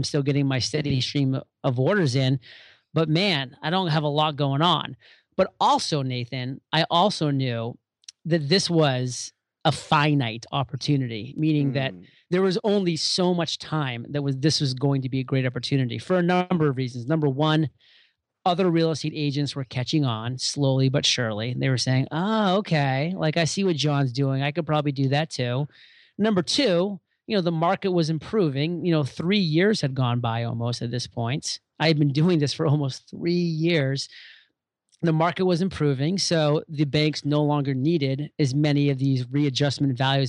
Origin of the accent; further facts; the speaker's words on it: Maine, United States; moved away as an adult; move back to my home state of Maine